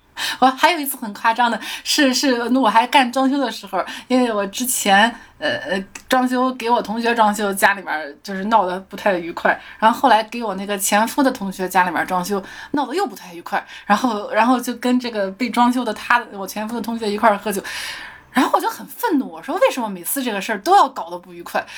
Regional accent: Shandong, China; 我，我山东人，山东人啊

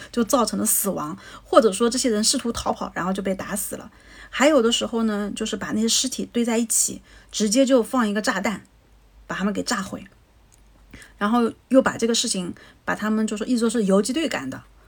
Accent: China; 我们中国人

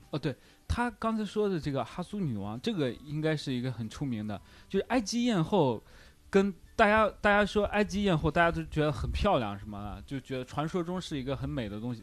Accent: China; 我们中国人

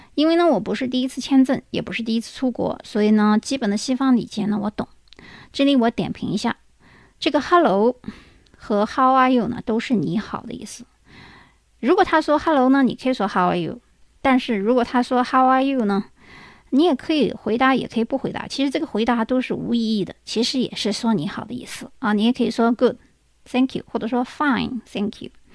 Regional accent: China; 我们中国人

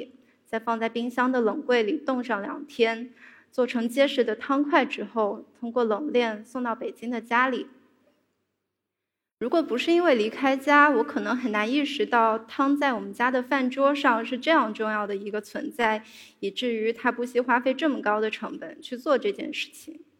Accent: Fuzhou, Fujian, China; 我出生在一个传统的福州大家族里，

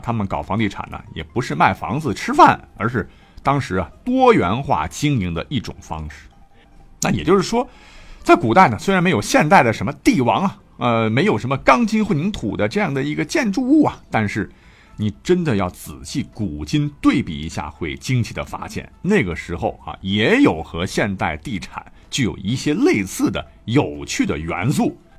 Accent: China; 我们中国人

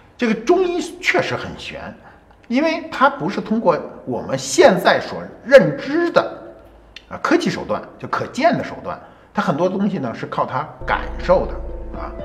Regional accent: China; 我们中国人特别逗啊

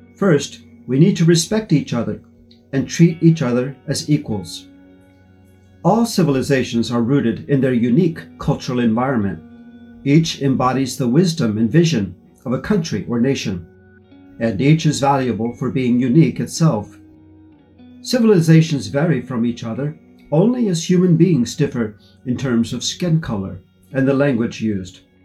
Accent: United States; moved away as an adult; now in Xiamen, China; from the United States, a professor at Xiamen University

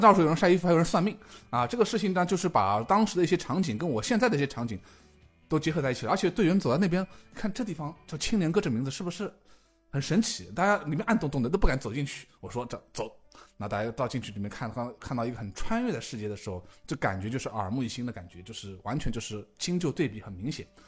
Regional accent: Yangpu, Shanghai, China; 我呢，出生在长海医院，啊，也是出，土生土长的杨浦人

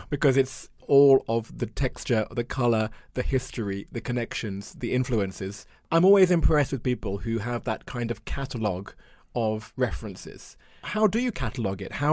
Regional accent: Florida, United States; moved away as an adult; also born or lived in Mongolia / China; I went to the University of Florida, my home state

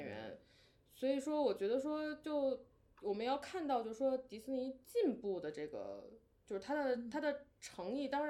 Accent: China; 经常我们中国人随口张口就来啊，

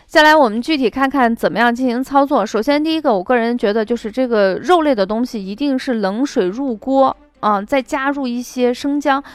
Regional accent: Shaanxi, China; 我们陕西人的做法

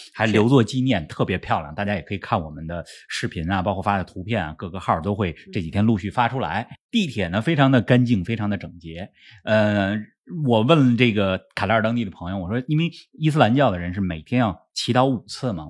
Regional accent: Beijing, China; 这是我的家乡当年举办奥运会

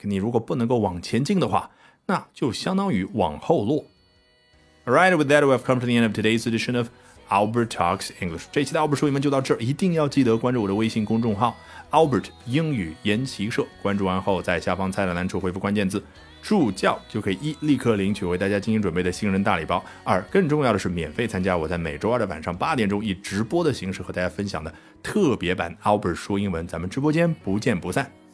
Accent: China; 我们中国人

